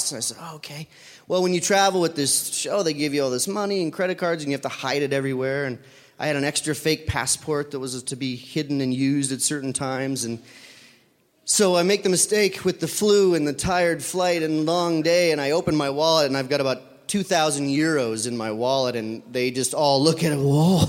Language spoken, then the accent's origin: English; United States; I'm from America.